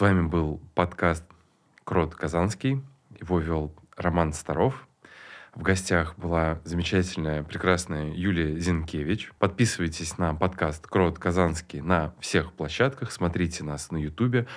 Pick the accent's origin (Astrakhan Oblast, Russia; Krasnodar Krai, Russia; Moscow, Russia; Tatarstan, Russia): Tatarstan, Russia; Kazan; Я родился в Суконной Слободе